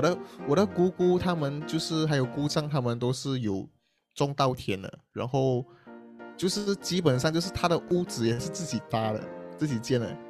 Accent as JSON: {"language": "Chinese", "region": "Johor", "country": "Malaysia", "tie": "born or raised there", "also_born_or_lived": "Butterworth, Penang (family hometown)", "moved": "yes", "lives_now": "Singapore", "said": "我就是在这个城市这边的，然后当然是柔佛的城市啊，不是在K L的城市"}